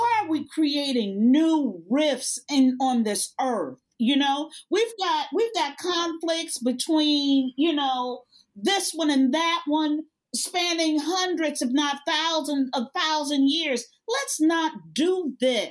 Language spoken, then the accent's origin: English; United States; as an American